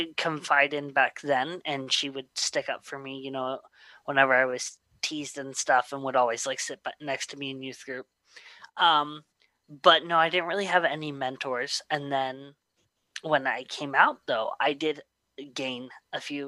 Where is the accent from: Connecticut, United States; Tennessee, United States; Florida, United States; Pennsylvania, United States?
Pennsylvania, United States; Slippery Rock; also born or lived in Louisiana; born in Louisiana, but I was raised in Slippery Rock, Pennsylvania